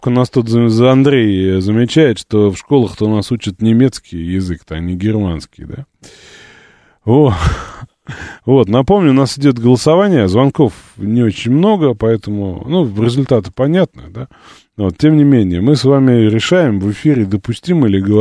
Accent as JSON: {"language": "Russian", "country": "Latvia", "said": "Хохлы допустимо, а так же, как нас, коренных латвийцев лабусами называют, а белорусов бульбашами, это привычно."}